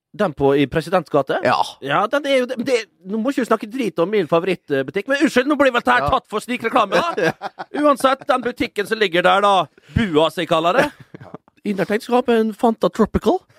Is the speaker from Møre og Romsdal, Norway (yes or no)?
yes; Vestnes, Møre og Romsdal, Norway; moved away; på gutterommet hjemme på Vestnes.